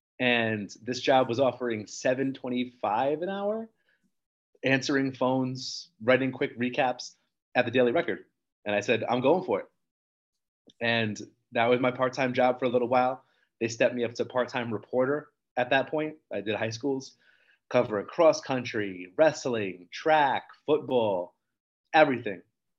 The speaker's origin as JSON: {"language": "English", "region": "New Jersey", "country": "United States", "tie": "born or raised there", "said": "I grew up in Apacon, New Jersey."}